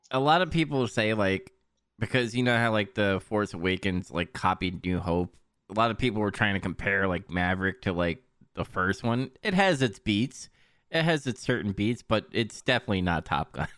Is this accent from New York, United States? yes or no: yes; New York, United States; I'm from New York